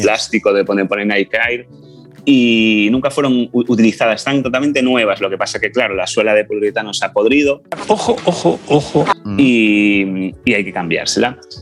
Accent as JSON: {"language": "Spanish", "town": "A Coruña", "region": "Galicia", "country": "Spain", "said": "soy de La Coruña, voy a cumplir 40 años."}